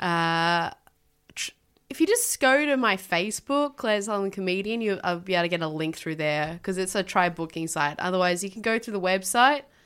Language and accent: English; Tasmania, Australia; moved away; I grew up in Tasmania